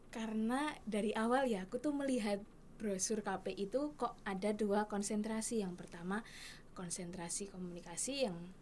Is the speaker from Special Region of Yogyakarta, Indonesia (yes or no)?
yes; Bantul, Special Region of Yogyakarta, Indonesia; asal saya dari Bantul